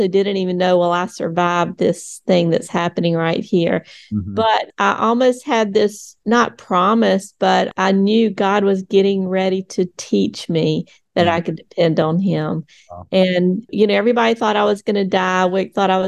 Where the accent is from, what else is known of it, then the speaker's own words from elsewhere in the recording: United States; I grew up in the United States